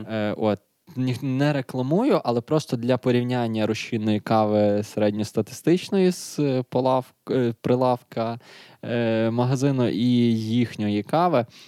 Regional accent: Lviv, Lviv Oblast, Ukraine; ми ж зі Львова

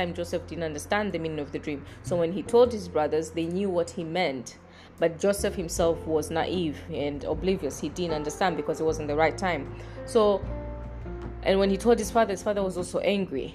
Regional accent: Tanzania; I'm from Tanzania.

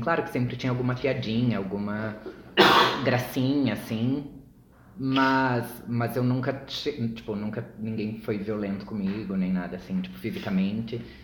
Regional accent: Uruguaiana, Rio Grande do Sul, Brazil; also born or lived in Santa Maria / Porto Alegre; now in São Paulo, Brazil; eu sou de Uruguaiana, que é uma cidadezinha minúscula

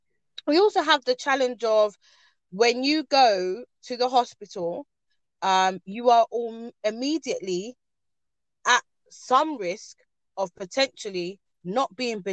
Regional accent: Ghana

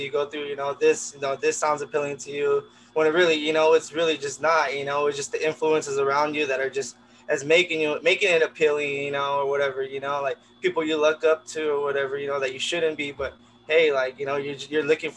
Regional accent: Pomona, California, United States; I've grown up in Pomona

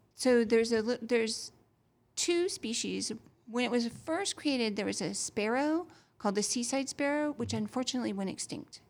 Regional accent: Massachusetts, United States; now in Florida, United States

